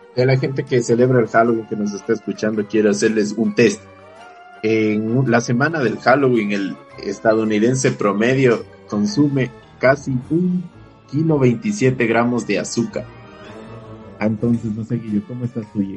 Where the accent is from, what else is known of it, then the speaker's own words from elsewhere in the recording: Ecuador; como buen ecuatoriano